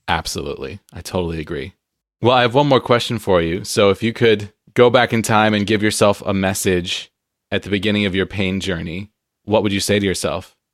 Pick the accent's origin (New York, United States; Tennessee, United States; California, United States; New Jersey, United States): California, United States; San Diego; now in Pacific Northwest, United States; I'm from San Diego where it's sunny all the time